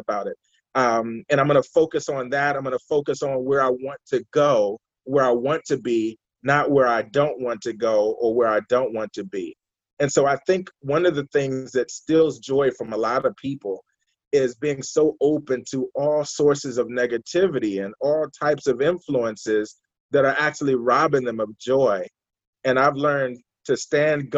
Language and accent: English; Washington, District of Columbia, United States; I'm from Washington, D.C. originally.